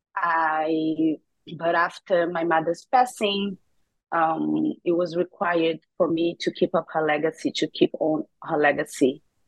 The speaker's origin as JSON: {"language": "English", "region": "Rio de Janeiro", "country": "Brazil", "tie": "born or raised there", "also_born_or_lived": "New York", "moved": "yes", "said": "I grew up in Rio de Janeiro, Brazil"}